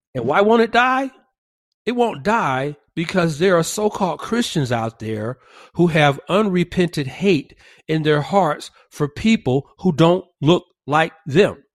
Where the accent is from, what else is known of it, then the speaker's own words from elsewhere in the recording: Georgia, United States; now in California, United States; my home state of Georgia